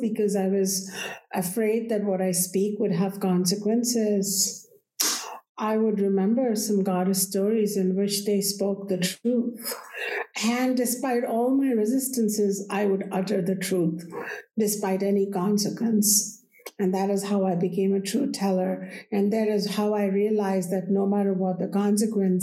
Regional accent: India; I was born in India, and we revere the goddess.

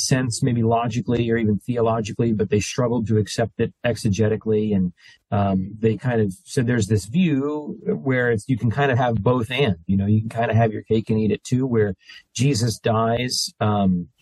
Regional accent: New Jersey, United States; moved away; I'm from New Jersey

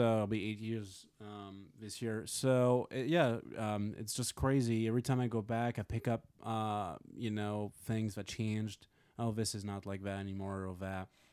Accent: Montmiral, south of France, France; moved away; where I'm from

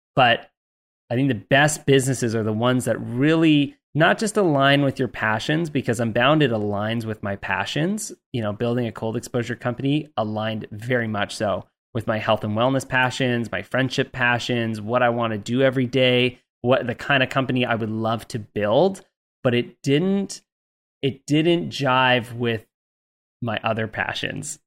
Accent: Canada; I say H because I'm Canadian

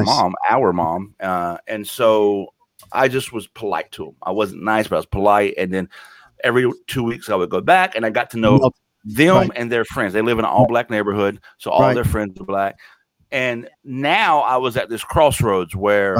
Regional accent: the South, United States; I grew up in the South.

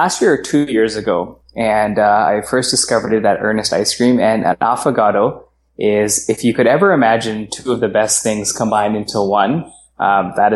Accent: Surrey, British Columbia, Canada; I was born and raised in Surrey, BC

